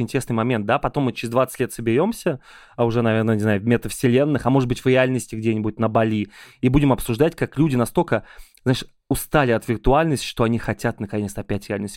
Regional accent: Ulyanovsk, Ulyanovsk Oblast, Russia; now in Moscow, Russia; я очень люблю приезжать в Ульяновск, мой родной город

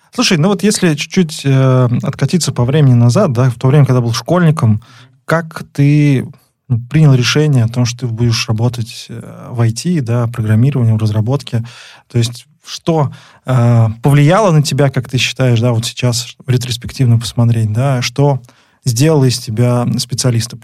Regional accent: Nizhny Novgorod, Nizhny Novgorod Oblast, Russia; Мы снова записываемся из Нижнего Новгорода. Это наш родной город с Лидой

